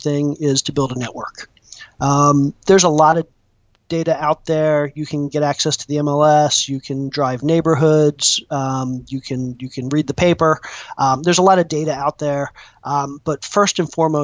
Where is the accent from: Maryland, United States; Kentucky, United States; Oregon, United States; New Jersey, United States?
Maryland, United States; moved away as an adult; also born or lived in California / Atlanta; I'm originally from Maryland.